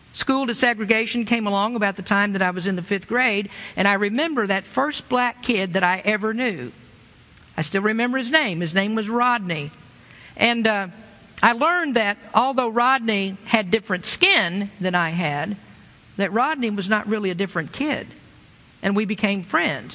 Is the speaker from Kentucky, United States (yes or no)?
yes; Lexington, Kentucky, United States; moved away; I grew up in the South a long time ago and without cultural diversity